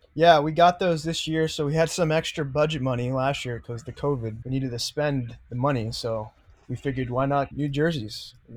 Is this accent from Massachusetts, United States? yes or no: yes; Massachusetts, United States; I grew up in Massachusetts